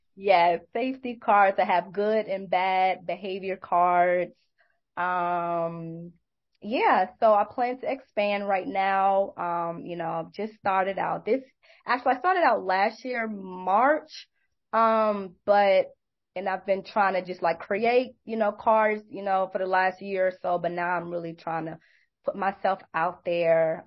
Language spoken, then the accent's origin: English; New York City, New York, United States; now in Atlanta, United States; I'm originally from New York, Brooklyn, New York. I live in Atlanta